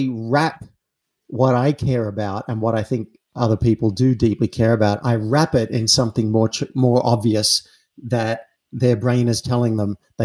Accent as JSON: {"language": "English", "country": "Australia", "tie": "born or raised there", "said": "I'm an Aussie. I grew up in an Australian town"}